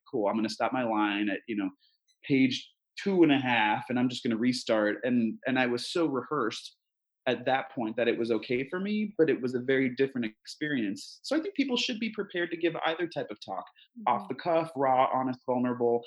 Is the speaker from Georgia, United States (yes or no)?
no; Fairfield, Connecticut, United States; now in Portland, United States; I grew up in Connecticut.